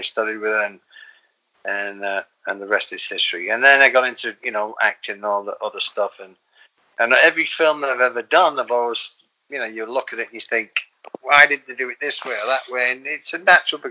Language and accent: English; the north of England, United Kingdom; moved away as an adult; now in Los Angeles, United States; I'm from England, as you know, and I'm from the north of England, and jokes and stories we grew up with.